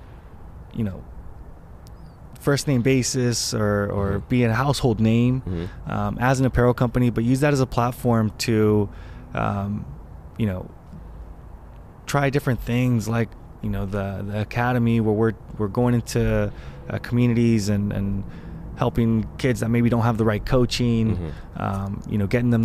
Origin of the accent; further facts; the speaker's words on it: Anaheim, California, United States; also born or lived in Norco / Corona; now in Los Angeles, United States; then was here for about 6 years and then moved out to Anaheim.